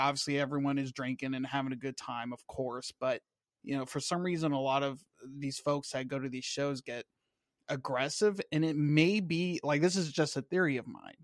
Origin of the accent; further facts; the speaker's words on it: Washington, United States; moved away as an adult; now in Florida, United States; I grew up out in Washington State, then joined the Navy, moved around a little bit. Now I'm in Florida.